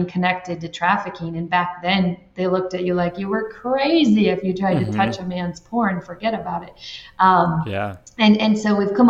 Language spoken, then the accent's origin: English; Michigan, United States; moved away as an adult; also born or lived in Florida; now in Ireland; I'm from Michigan